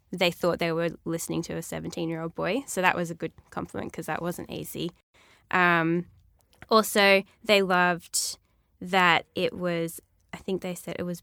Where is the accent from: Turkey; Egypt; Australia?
Australia; Ulladulla, New South Wales; also born or lived in Milton, Australia; Well, I was born in Milton and then we moved to Ulladulla